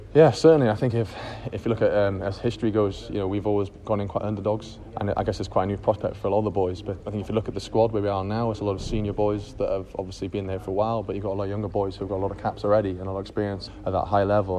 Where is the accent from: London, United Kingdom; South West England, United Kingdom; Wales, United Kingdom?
Wales, United Kingdom; As a kid growing up in Wales